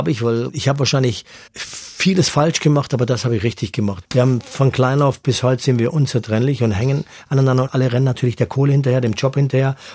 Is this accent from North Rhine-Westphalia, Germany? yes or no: no; Baden-Württemberg, Germany; ich bin im Gefängnis aufgewachsen aufgewachsen am Bodensee äh, in einem alten Gefängnis